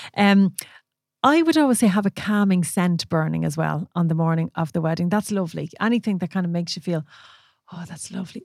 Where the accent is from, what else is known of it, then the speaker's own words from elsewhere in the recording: Ireland; we're Irish